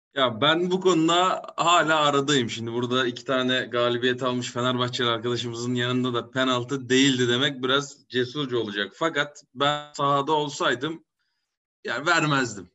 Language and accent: Turkish; Kayseri Province, Turkey; moved away; also born or lived in İzmir; Kayseriliyim. Evet. Ee, biz Kayseri'liyiz yani annem de haliyle Kayserili olmuş oluyor